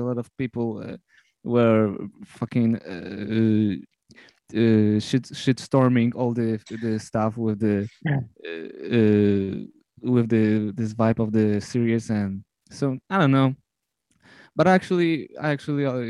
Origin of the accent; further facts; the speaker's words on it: Poland; I'm from Poland